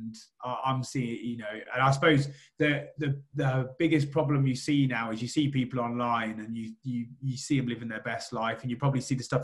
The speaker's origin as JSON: {"language": "English", "town": "Rushden", "region": "East Midlands", "country": "United Kingdom", "said": "I'm from Rushden"}